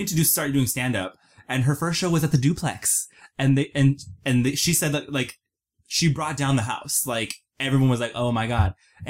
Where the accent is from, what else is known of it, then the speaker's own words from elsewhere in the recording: San Antonio, Texas, United States; For me, it was San Antonio.